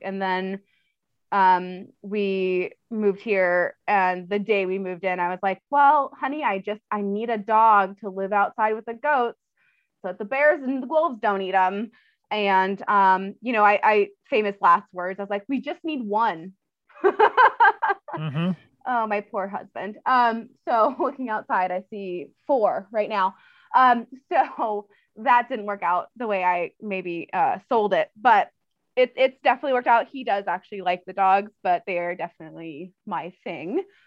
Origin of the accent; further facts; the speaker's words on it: Orange County, California, United States; now in Montana, United States; I'm from Orange County originally, which is like the bougie part between LA and San Diego.